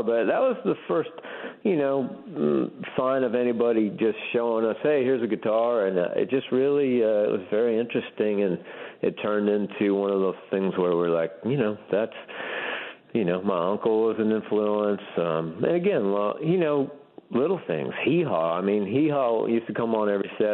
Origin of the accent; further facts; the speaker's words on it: Santa Barbara, California, United States; Born and raised in Santa Barbara. Well, born in Santa Barbara, raised in Santa Barbara County up in the Santa Ynez Valley, right above Santa Barbara